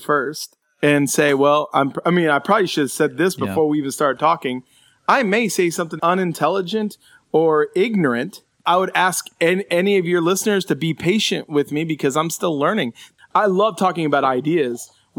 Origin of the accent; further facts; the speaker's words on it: Illinois, United States; moved away; also born or lived in Houston, Texas; whenever I was 7 years old, we moved from Houston, Texas to Southern Illinois. And Southern Illinois is like most people think of Chicago when they hear Illinois